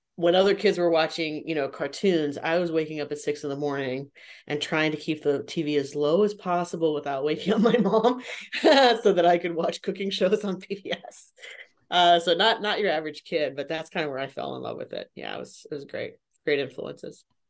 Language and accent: English; San Jose, California, United States; now in Las Vegas, United States; I was born and raised in San Jose, California, now living in Las Vegas, Nevada